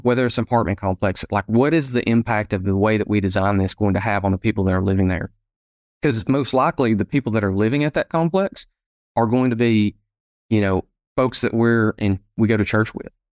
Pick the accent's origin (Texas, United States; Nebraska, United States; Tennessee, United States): Tennessee, United States; Sevierville; also born or lived in Knoxville, Tennessee; So home for me is uh, Sevierville, Tennessee. So we're right here at the base of the Great Smoky Mountain National Park. And so I was born, raised here uh, in the area